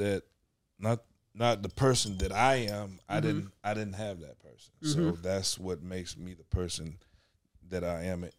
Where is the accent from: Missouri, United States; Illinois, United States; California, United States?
Illinois, United States; Chicago; also born or lived in Evanston; I was adopted at birth mm-hmm. by a family that lived in Chicago.